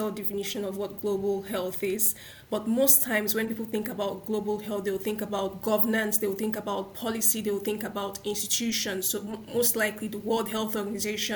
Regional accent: Nigeria; I'm a Nigerian, I come from Nigeria

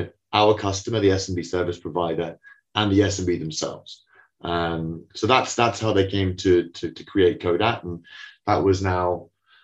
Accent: United Kingdom; accent: British; as you can tell from my exotic accent, we're a London business.

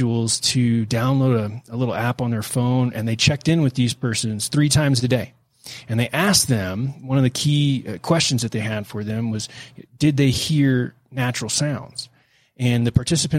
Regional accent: Houston, Texas, United States; I grew up in Houston

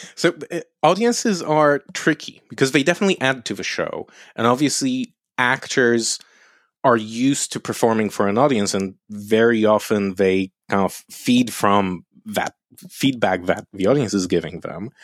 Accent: Lublin, Lublin Voivodeship, Poland; moved away; also born or lived in London; my hometown, Lublin, is a university city

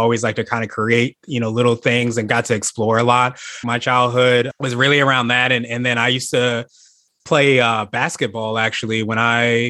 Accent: Northern Virginia, United States; also born or lived in Kansas / Las Vegas; I grew up in Northern Virginia, about 45 minutes or so outside of Washington, D.C. I'm a military brat

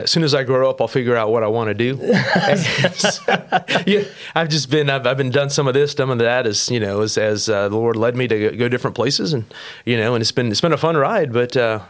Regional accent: St. Augustine, Florida, United States; I'm originally from Florida. I say that. I mean, my dad and my parents were missionaries, so we actually lived all over the world for a while. But I ended up in Florida for the longest time, so I claim North Florida's home, St. Augustine, exact.

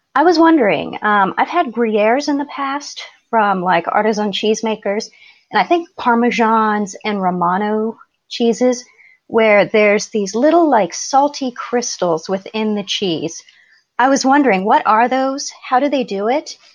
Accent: Cajamarca, Peru; I'm from Tuperu, specifically, uh, from the province of Cajamarca

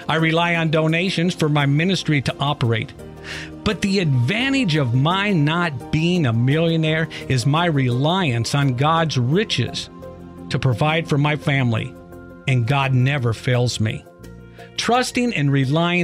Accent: Iowa, United States; Growing up in Iowa

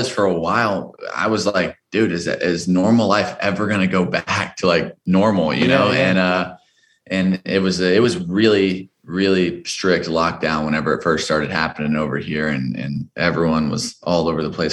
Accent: Dallas, Texas, United States; moved away as an adult; now in Los Angeles, United States; I'm from Dallas, Texas originally

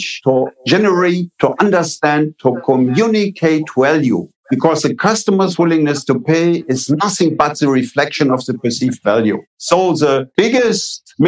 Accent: Eifel region, Rhineland-Palatinate, Germany; I am coming from a small village, grew up on a farm, and I grew up in the Middle Ages. 1950 in the Eifel region of Germany was the Middle Ages.

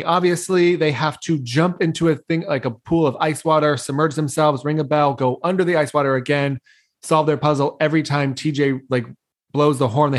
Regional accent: Novato, California, United States; moved away; my hometown. I hate Novato.

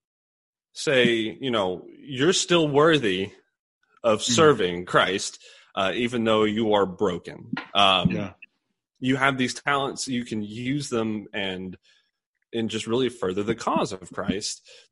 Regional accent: Bowling Green, Kentucky, United States; I'm actually from Bowling Green, Kentucky. I grew up in this area.

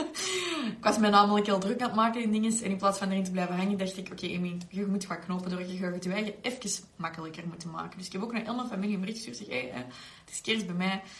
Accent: Belgium; zeker als Belgen

